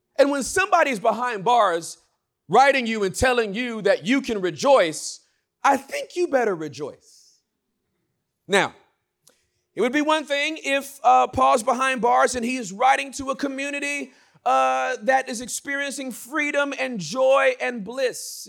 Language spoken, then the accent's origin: English; Inglewood, California, United States; I was born and raised in Inglewood, California